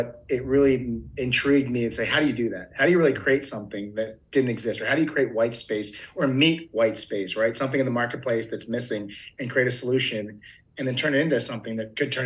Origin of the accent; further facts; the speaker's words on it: Philadelphia, Pennsylvania, United States; moved away as an adult; also born or lived in Eastern Shore of Maryland / Arkansas; now in Concord, United States; I grew up in Philadelphia, Pennsylvania